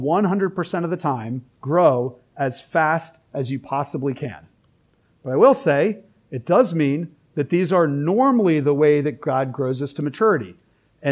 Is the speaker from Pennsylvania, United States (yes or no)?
yes; Philadelphia, Pennsylvania, United States; now in Richmond, United States; I'm also from Philly